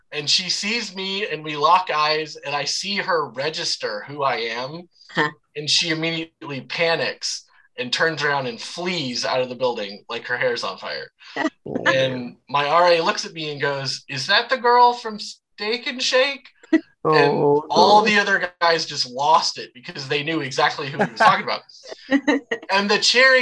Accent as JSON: {"language": "English", "town": "Savannah", "region": "Georgia", "country": "United States", "tie": "born or raised there", "also_born_or_lived": "Macon, Georgia", "accent": "Savannah", "moved": "yes", "lives_now": "O'Fallon, United States", "said": "I grew up in Savannah, so you'll hear tinges of that accent when I say certain things like car oil or fry oil"}